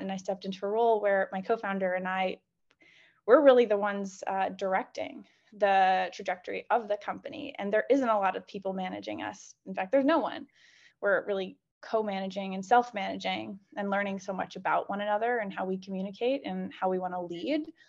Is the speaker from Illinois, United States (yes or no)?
yes; Chicago, Illinois, United States; moved away; I'm originally from Chicago.